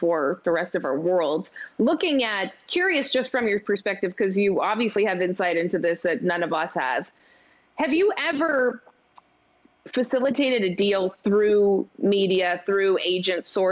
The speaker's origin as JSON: {"language": "English", "country": "Canada", "said": "I'm Canadian."}